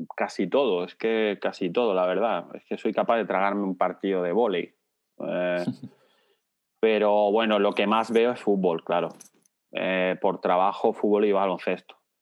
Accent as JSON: {"language": "Spanish", "town": "Logroño", "region": "La Rioja", "country": "Spain", "tie": "born or raised there", "said": "nací en Logroño"}